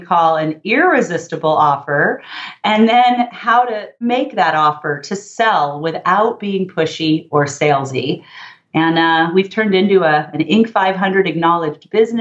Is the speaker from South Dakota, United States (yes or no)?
no; Los Angeles, California, United States; I grew up in the San Fernando Valley, part of Los Angeles